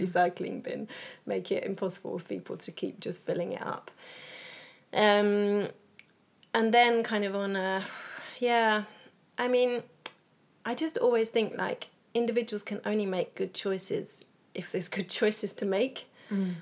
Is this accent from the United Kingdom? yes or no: yes; England, United Kingdom; moved away as an adult; now in Sweden; I am originally from England, but I've lived in Sweden for 11 years